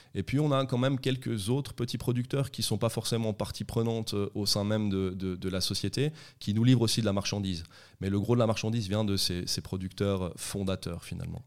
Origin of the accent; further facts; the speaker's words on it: Vétroz, Valais, Switzerland; also born or lived in Sion / Conthey; j'ai toujours vécu euh, en vallée à Sion, puis après j'ai grandi à Vétro, j'ai fait mes écoles à Vétro et, et à Comté